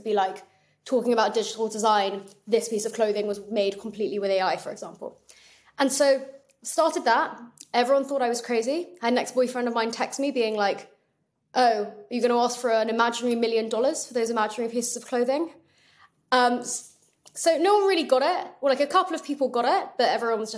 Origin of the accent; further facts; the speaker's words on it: England, United Kingdom; I'm English